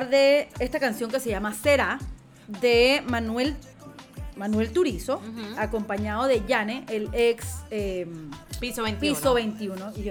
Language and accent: Spanish; Panama; Y el … como panameño nos está dejando en alto en la música y en todo lo que hace.